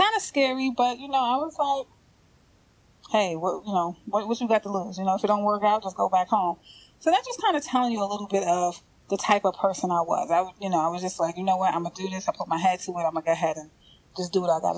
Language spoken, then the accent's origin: English; New York City, New York, United States; moved away; I'm from New York. I'm from Brooklyn.